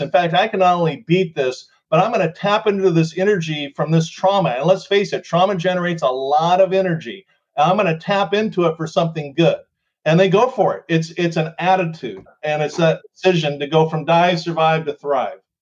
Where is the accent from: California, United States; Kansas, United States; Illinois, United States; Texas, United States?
California, United States; Southern; growing up in Southern California